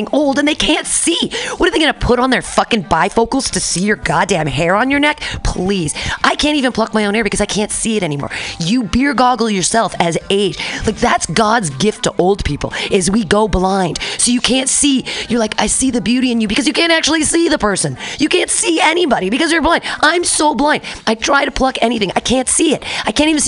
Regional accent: Danville, California, United States; I grew up in Danville amongst all the rich white people

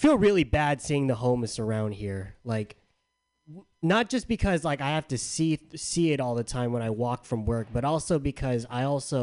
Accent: San Diego, California, United States; moved away; I'm from San Diego. In my hometown, I left a lot of things back in my hometown.

